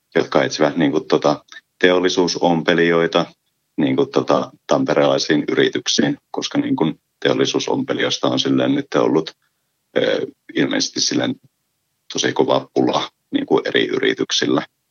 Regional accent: Ylitornio, Lapland, Finland; Olen Ylitornilta kotoisin

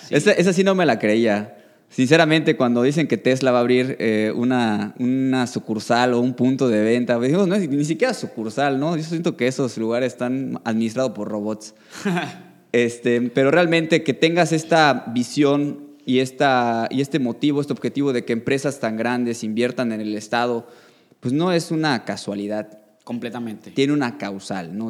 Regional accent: Yucatán, Mexico; also born or lived in Mexico City / Quintana Roo; soy orgullosamente yucateco, llevo 30 años viviendo en este magnífico estado

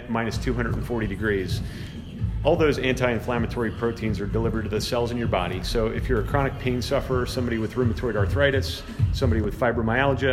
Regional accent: Ephrata, Pennsylvania, United States; also born or lived in Lancaster, Pennsylvania; my wife and I, Michelle, we grew up in the Ephrata area and have lived in Lancaster our whole lives

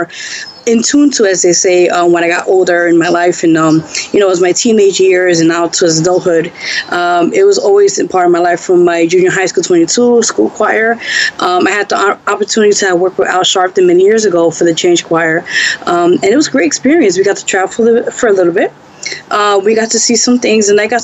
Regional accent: New York City, New York, United States; also born or lived in Bronx, New York; I'm actually born and raised in Lower East Side. Those who don't know that, it's like East Village, downtown Manhattan, New York.

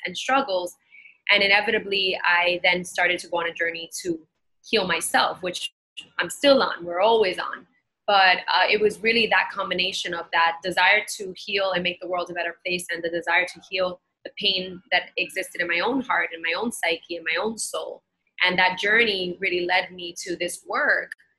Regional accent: New York City, New York, United States; I grew up in Bushwick in Brooklyn

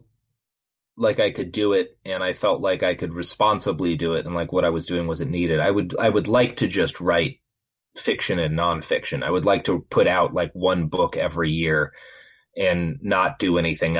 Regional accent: Texas, United States; I grew up in Texas

